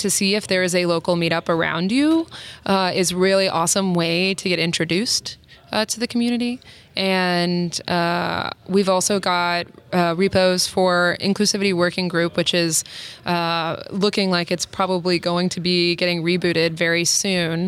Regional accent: South Carolina, United States; moved away; I grew up in South Carolina, and I moved for job opportunities

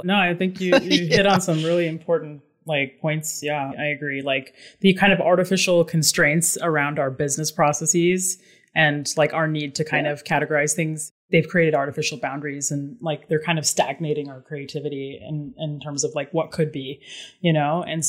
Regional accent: Dubai, United Arab Emirates; moved away as an adult; also born or lived in New York City / Boston; now in Berkshires, United States; But yeah, I was born in New York City, moved to Dubai when I was a child, lived there for like 17 years, came back for college, like in the Boston area, have lived there since, and just recently moved out of the Boston area and into the Berkshires.

